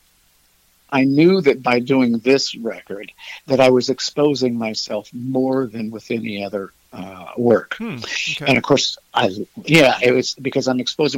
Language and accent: English; United States; now in Peoria, United States; I grew up in the Quad Cities, which is right on the Mississippi River